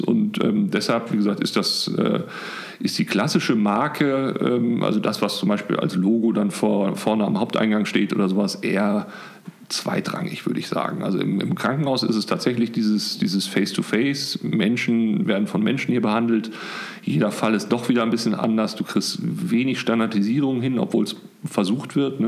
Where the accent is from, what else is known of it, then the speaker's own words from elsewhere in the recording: Bochum, North Rhine-Westphalia, Germany; also born or lived in Münster; ich komme eigentlich aus Bochum